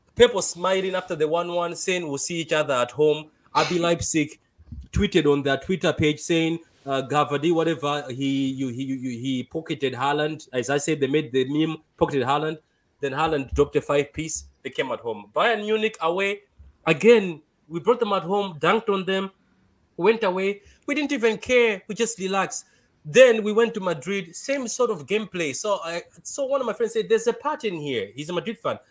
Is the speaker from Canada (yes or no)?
no; Malawi; English is a second language; am from Malawi